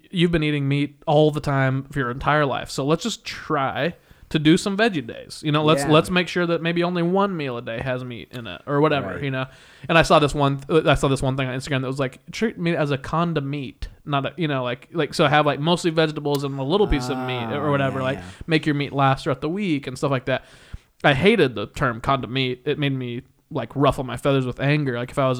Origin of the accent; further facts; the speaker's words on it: Midwest, United States; moved away; growing up in the Midwest. Again, that's my experience. That's where I grew up.